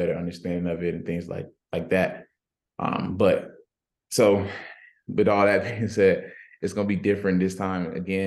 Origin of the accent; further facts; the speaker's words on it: Miami, Florida, United States; moved away; I'm from Miami, so I was able to go against guys almost every every week in high school football